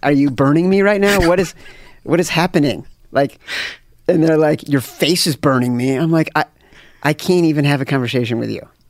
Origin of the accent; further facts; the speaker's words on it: Chicago, Illinois, United States; I grew up in Chicago